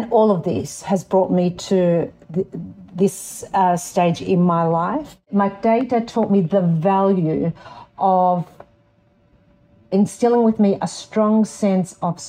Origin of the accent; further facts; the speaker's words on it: Darug land, New South Wales, Australia; also born or lived in Lebanon (ancestry); I was born on Darug land and now reside on Gadigal land